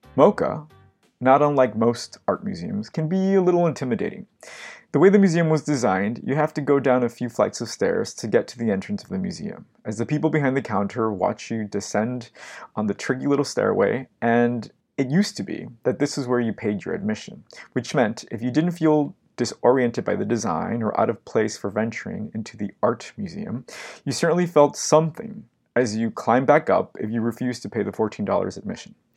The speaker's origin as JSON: {"language": "English", "town": "Los Angeles", "region": "California", "country": "United States", "tie": "born or raised there", "moved": "yes", "lives_now": "New York, United States", "said": "my hometown of Los Angeles"}